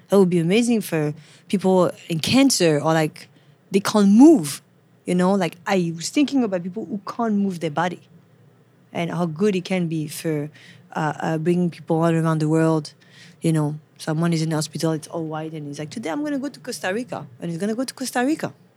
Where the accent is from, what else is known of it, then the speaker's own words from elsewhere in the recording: Paris, Île-de-France, France; English is a second language; moved away as an adult; now in New York City, United States; I'm from Paris, born and raised.